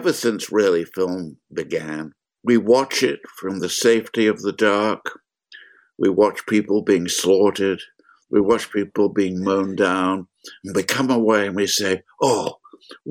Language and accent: English; London, United Kingdom; now in United States; I grew up in London while it was being bombed